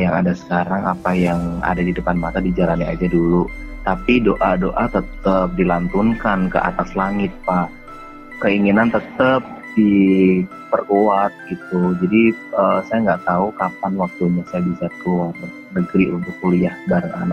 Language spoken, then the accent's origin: Indonesian; Papua, Indonesia; saya mencoba untuk menerima keadaan yang ada di kampung halaman saya waktu itu di Papua